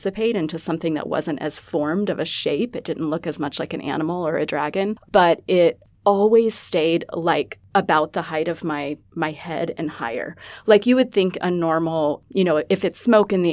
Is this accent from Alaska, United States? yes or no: yes; Alaska, United States; now in Rapid City, United States; I didn't grow up here. I grew up in Alaska, of all places